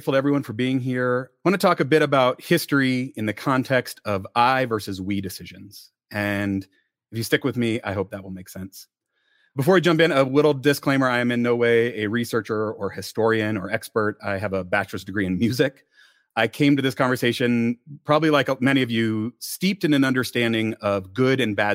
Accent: Denver, Colorado, United States; I'm from Denver, the stolen land of, at varying times, the Cheyenne, Arapaho, Ute, and Sioux. I have 9 and 6-year-old white daughters who attend the same elementary school that I went

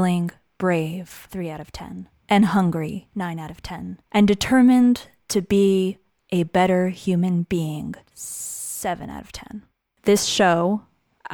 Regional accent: Great Neck, New York, United States; I'm Iranian American. I grew up in a tight-knit immigrant community in a town called Great Neck

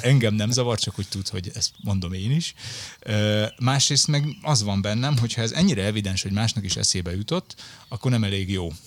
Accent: Budapest, Hungary; Én Budafokon nőttem fel

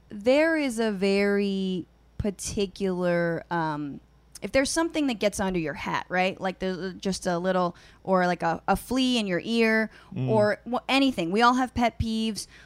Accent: California, United States; I was from California. Back then, I didn't know Cla- Claymont, Delaware from Scranton, Pennsylvania.

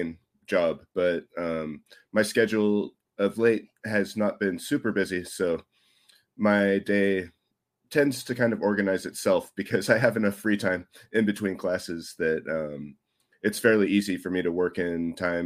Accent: United States; now in Japan; I'm American

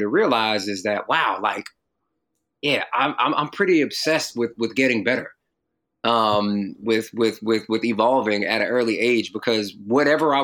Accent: North Carolina, United States; also born or lived in Jamaica, Queens, New York; I moved to North Carolina when I was 6 from Jamaica, Queens, New York

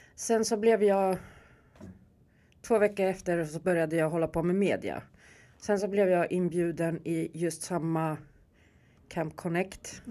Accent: Stockholm, Stockholm County, Sweden; jag är uppväxt här i Järva, jag är från Rinkeby. Jag är riktig Rinkebybo

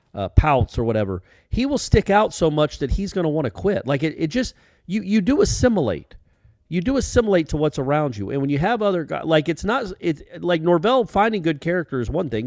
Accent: Atlanta, Georgia, United States; my hometown of Atlanta, Georgia

